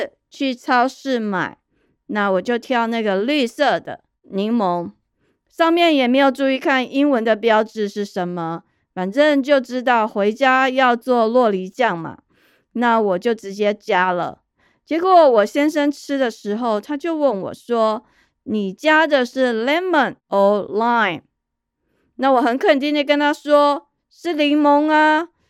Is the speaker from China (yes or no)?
no; Taiwan; moved away; also born or lived in Taipei; 我在台湾成长的经验